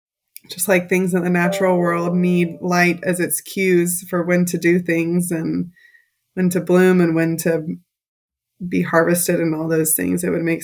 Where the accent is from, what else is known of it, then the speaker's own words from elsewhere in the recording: Oklahoma, United States; also born or lived in Texas; now in Indiana, United States; Well, that's where I come from. I grew up in Oklahoma, Texas, and then I've been in Indiana.